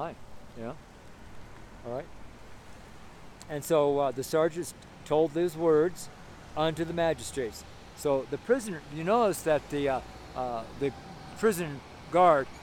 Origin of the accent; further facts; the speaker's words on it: Reno, Nevada, United States; moved away; I was raised in Reno, Nevada